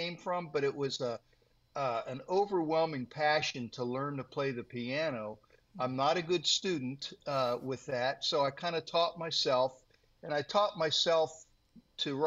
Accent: Worthington, Ohio, United States; I was raised here, but I've stayed in one place

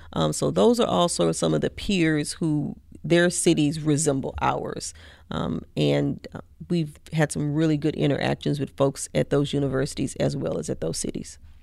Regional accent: Mississippi, United States; now in College Station, United States; I'm originally from Mississippi, like, right on the Mississippi Louisiana border

